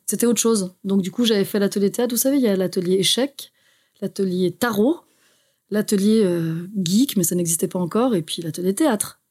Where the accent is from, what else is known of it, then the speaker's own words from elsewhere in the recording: Haute-Savoie, Auvergne-Rhône-Alpes, France; moved away as an adult; also born or lived in Geneva, Switzerland / Brussels, Belgium; je suis née à Genève, parce qu'il faut savoir qu'en Suisse, il y a de très bons hôpitaux, mais j'ai grandi en France. Ah, Donc j'ai grandi en Haute-Savoie